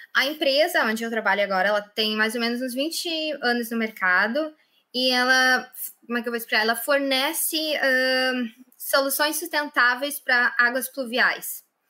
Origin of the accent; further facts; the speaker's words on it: Lajeado, Rio Grande do Sul, Brazil; moved away as an adult; now in Ireland; Eu sou do sul do Brasil, perto de Porto Alegre, cidade de Lajeado